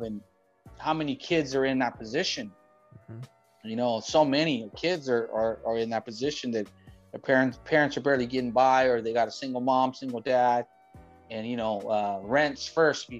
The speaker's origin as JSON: {"language": "English", "town": "Long Beach", "region": "California", "country": "United States", "tie": "born or raised there", "said": "I grew up in Long Beach, born and raised"}